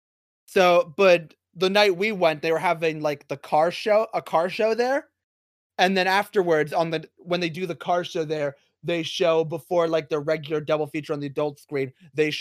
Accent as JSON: {"language": "English", "region": "New Jersey", "country": "United States", "said": "I'm from New Jersey"}